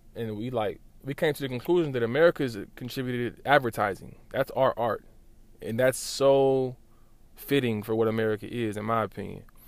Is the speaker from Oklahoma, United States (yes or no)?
yes; Lawton, Oklahoma, United States; I'm from Lawton